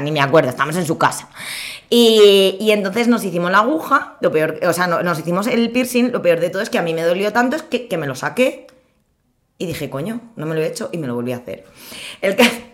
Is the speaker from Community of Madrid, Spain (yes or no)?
yes; Villafranca del Castillo, Community of Madrid, Spain; soy de Villafranca del Castillo.